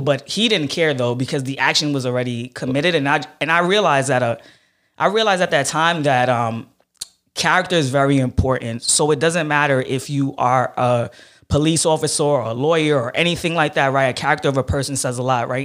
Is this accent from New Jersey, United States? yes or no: no; New York City, New York, United States; I grew up in Flatbush, um, and I, I stayed, my family stayed in that area till I about, uh, eleven years old